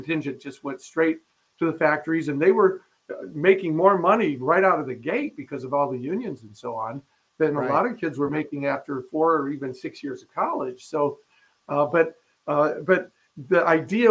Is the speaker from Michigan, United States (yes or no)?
yes; Fenton, Michigan, United States; born or raised there; also born or lived in Flint, Michigan